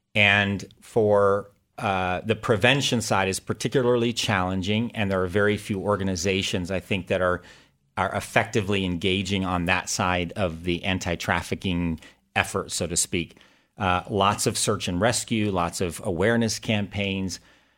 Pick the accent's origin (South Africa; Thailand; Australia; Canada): Thailand; I was born and raised in Thailand as the son of missionaries.